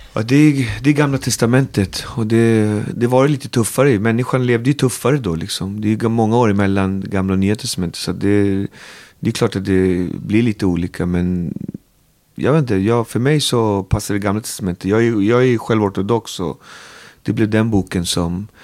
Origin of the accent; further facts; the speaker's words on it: Botkyrka, Stockholm County, Sweden; Alby är min by i världen, där jag trivs och lever och är uppväxt